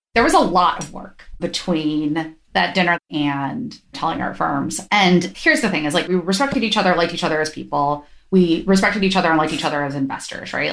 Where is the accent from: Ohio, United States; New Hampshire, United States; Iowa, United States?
Ohio, United States; now in San Francisco, United States; I grew up in Ohio